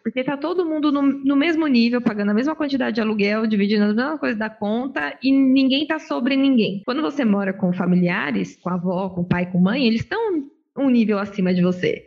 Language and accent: Portuguese; Osasco, São Paulo, Brazil; eu sou de Osasco